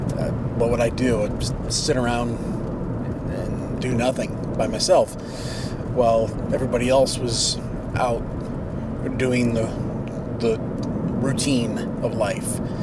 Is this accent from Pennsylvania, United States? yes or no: no; Warsaw, Indiana, United States; located in the orthopedic capital of the world, which happens to be my hometown